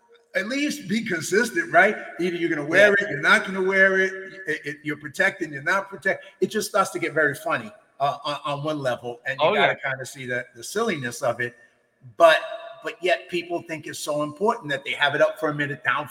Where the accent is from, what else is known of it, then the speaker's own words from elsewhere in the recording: New York City, New York, United States; moved away as an adult; now in California, United States; I grew up in the East Coast in the Bronx